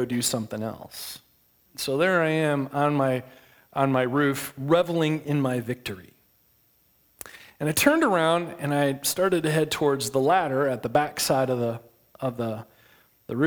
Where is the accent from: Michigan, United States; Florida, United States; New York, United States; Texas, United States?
Michigan, United States; west side of; I grew up in Michigan, on the west side of Michigan, not too far from the Big Lake